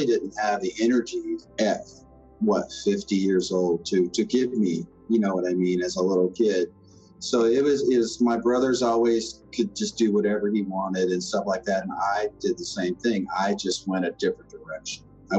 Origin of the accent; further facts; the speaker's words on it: Somerset, Kentucky, United States; I'm from Somerset, Kentucky.